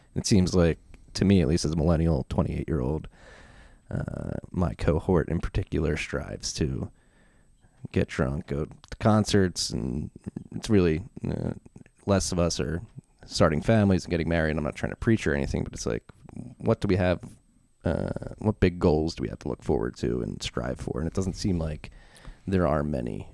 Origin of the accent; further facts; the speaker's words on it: Philadelphia, Pennsylvania, United States; moved away as an adult; also born or lived in South Carolina / Frankford, Philadelphia; I grew up in Philadelphia, Northeast Philadelphia, and, uh, our neighborhood changed pretty fast